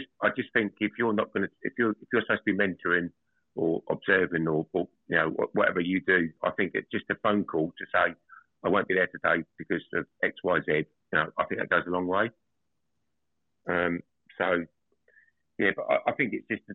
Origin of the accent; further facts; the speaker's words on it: Essex, East of England, United Kingdom; moved away as an adult; now in Northampton, United Kingdom; I'm originally from Essex and moved up to Northampton in 2021